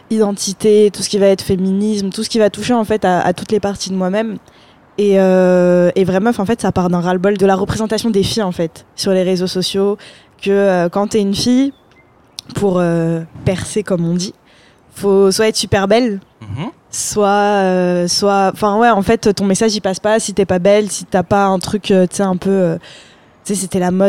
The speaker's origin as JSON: {"language": "French", "town": "Paris", "region": "Île-de-France", "country": "France", "tie": "born there", "said": "moi, je suis née à Paris, Barbès."}